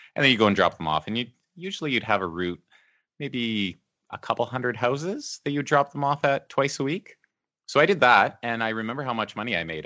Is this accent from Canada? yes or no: yes; Beaumont, Alberta, Canada; also born or lived in Edmonton; I grew up there. I mean, I was there from the time I was a little kid. I, I was born in Edmonton, just in the south part of Edmonton, but we moved to Beaumont when I was maybe four years old